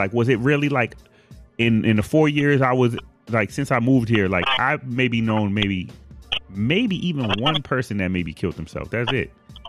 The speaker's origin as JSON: {"language": "English", "town": "Boston", "region": "Massachusetts", "country": "United States", "tie": "born or raised there", "moved": "yes", "said": "I grew up in Boston."}